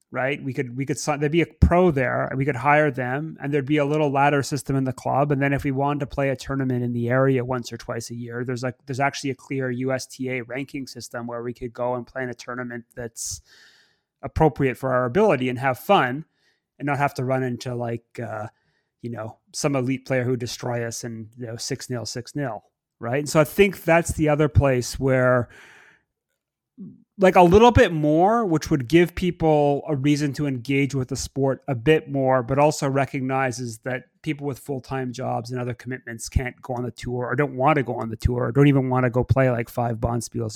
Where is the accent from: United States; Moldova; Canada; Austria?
Canada; Montreal, Quebec; growing up in Montreal back in the 90s